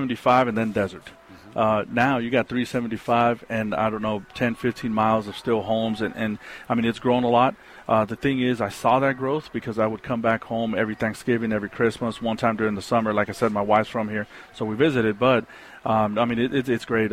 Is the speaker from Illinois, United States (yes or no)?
no; El Paso, Texas, United States; moved away as an adult; also born or lived in New York / Dallas, Texas; I grew up in the Lower Valley